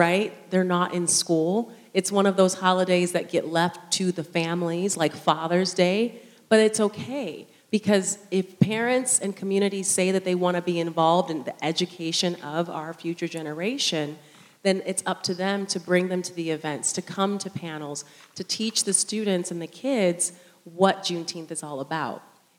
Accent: Utah, United States; we are as Utahns

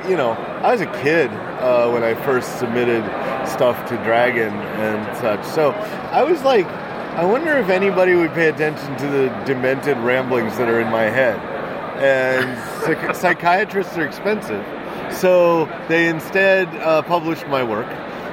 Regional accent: Seattle, Washington, United States; moved away as an adult; also born or lived in Chicago; now in Seattle, United States; Actually, weirdly, I was born in Seattle. Okay. Went to Garfield High.

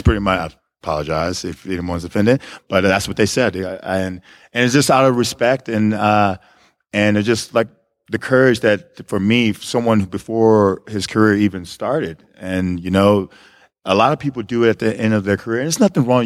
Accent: Hitchcock, Texas, United States; moved away as an adult; also born or lived in Missouri; I was born in Texas City. I grew up in Hitchcock

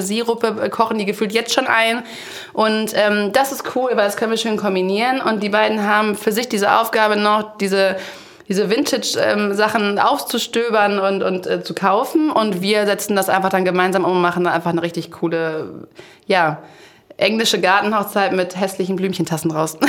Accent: Aulendorf, Baden-Württemberg, Germany; ich komme aus Aulendorf

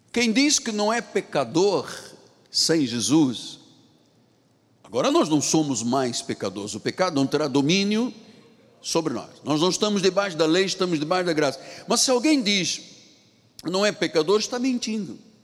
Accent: Angola; moved away; lá na minha terra em Angola

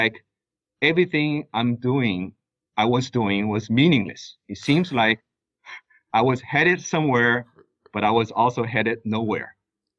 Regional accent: China; moved away as an adult; also born or lived in United States; now in Abu Dhabi, United Arab Emirates; I was born and raised in China. I moved to the U.S. to study economics at Georgetown University

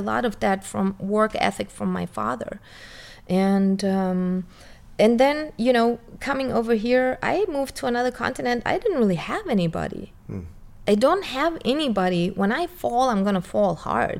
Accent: Germany; my parents were foreigners and me growing up in Germany.

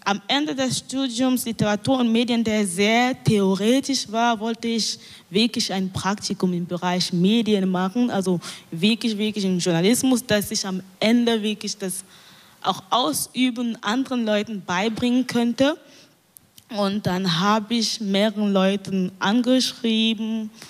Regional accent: Cameroon; weil in meiner Heimatstadt ähm, ein Radio, ein neu, ein, das erste Radio von der Stadt gebaut wurde. Das ist eine kleine Stadt in Kamerun, das heißt Idea.

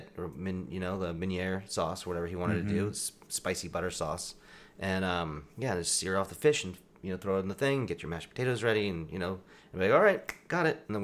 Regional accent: Eugene, Oregon, United States; I was born and raised in the Northwest

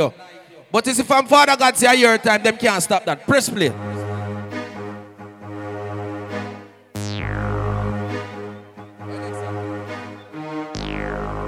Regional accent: Jamaica; I'm from Jamaica

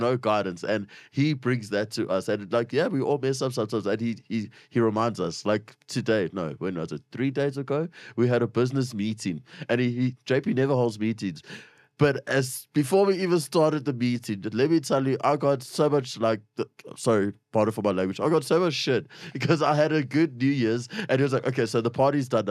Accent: Springs, Gauteng, South Africa; shout out to Springs. I love it. It's my hometown

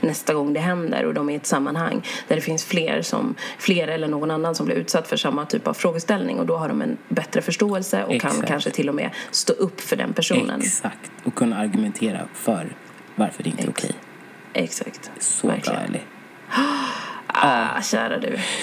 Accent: Sweden; jag är född i Sverige men mina föräldrar de har sina rötter i Uganda

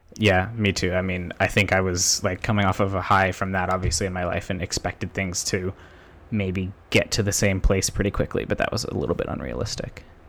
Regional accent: Somerville, Massachusetts, United States; also born or lived in Boston suburbs, United States; now in Cambridge, United States; the house I grew up in in Somerville, which, you know, was, until I was ten, that was my house

